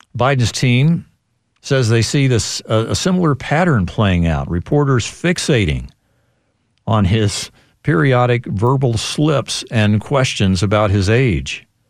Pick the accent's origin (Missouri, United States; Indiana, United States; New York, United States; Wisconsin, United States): Missouri, United States; moved away; my home state of Missouri